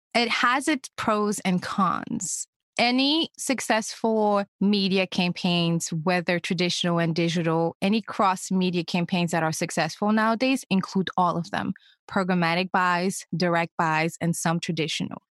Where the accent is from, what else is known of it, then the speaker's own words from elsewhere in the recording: Senegal; first language French; English is a second language; moved away; I'm originally from Senegal, a small West African country